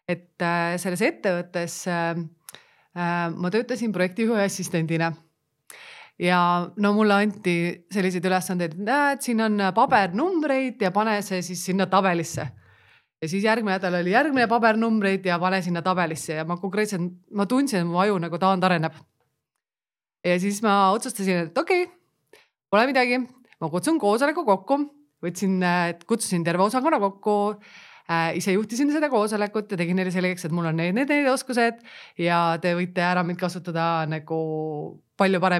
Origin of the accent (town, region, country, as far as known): Pärnu, Pärnu County, Estonia